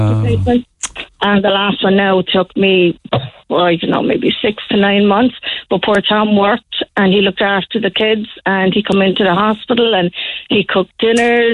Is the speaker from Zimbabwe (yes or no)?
no; Killarney, Munster, Ireland; I came up from Killarney, come to Kerry.